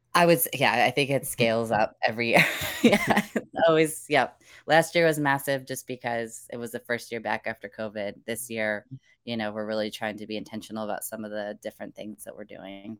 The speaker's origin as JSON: {"language": "English", "region": "Indiana", "country": "United States", "moved": "yes", "lives_now": "North Carolina, United States", "said": "I'm originally from the Midwest, uh, Indiana in particular"}